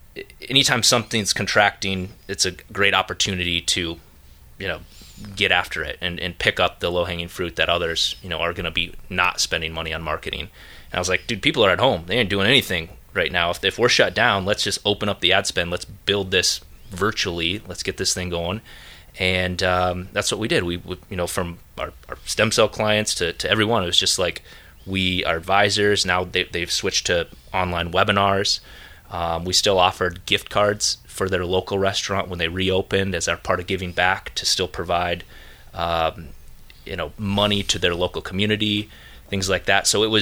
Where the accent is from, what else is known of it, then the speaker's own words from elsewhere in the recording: Minneapolis, Minnesota, United States; Dude, I'm from Minneapolis.